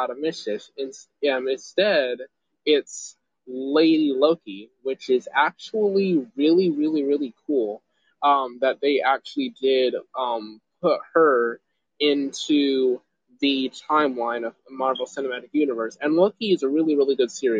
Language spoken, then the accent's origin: English; Greenville, South Carolina, United States; I'm from Greenville